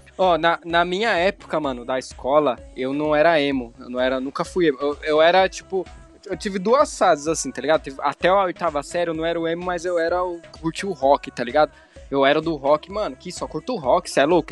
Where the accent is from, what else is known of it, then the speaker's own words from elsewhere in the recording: Formiga, Minas Gerais, Brazil; also born or lived in Belo Horizonte; Eu tenho 20 anos, sou de Formiga